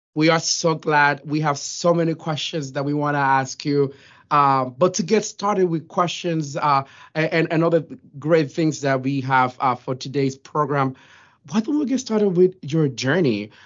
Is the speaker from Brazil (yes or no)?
no; Dominican Republic; moved away; also born or lived in New York; I was born and raised in the Dominican Republic